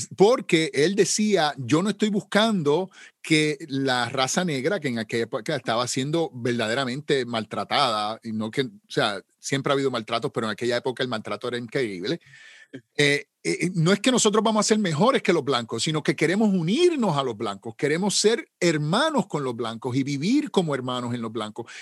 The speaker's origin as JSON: {"language": "Spanish", "country": "Puerto Rico", "said": "como decimos en Puerto Rico, yo soy puertorriqueño"}